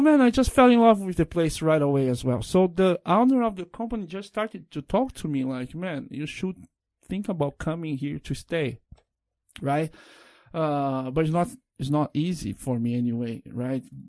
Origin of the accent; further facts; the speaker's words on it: Brazil; English is a second language; also born or lived in São Paulo; in Brazil we go to the school